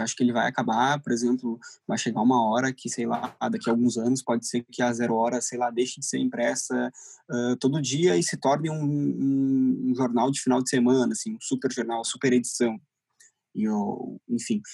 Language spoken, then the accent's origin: Portuguese; Torres, Rio Grande do Sul, Brazil; moved away as an adult; now in Porto Alegre, Brazil; eu não sou daqui, eu sou de Torres